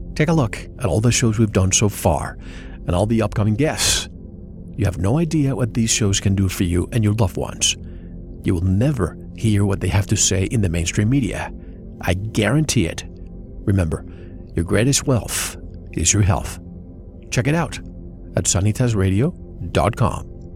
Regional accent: Puerto Rico; I grew up in Puerto Rico

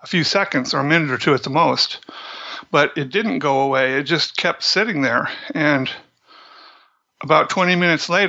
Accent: Central Washington, United States; I grew up in Central Washington.

